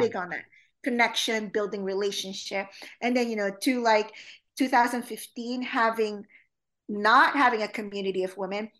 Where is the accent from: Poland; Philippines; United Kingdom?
Philippines; now in United States; growing up in the Philippines and growing up in an all-girls school